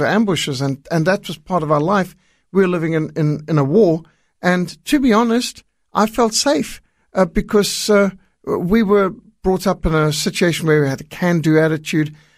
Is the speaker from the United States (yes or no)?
no; Zimbabwe; moved away; also born or lived in South Africa; I was brought up in Rhodesia, what today is Zimbabwe.